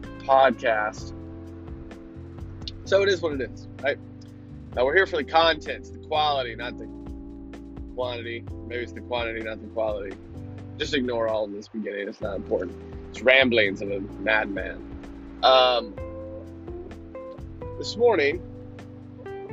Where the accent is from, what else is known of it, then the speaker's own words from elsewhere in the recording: United States; we as American believers, followers of Christ